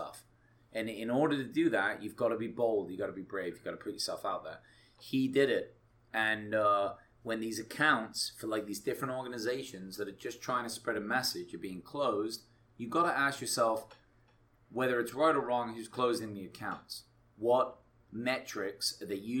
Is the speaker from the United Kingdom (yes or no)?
yes; England, United Kingdom; now in United States; I'm from England originally.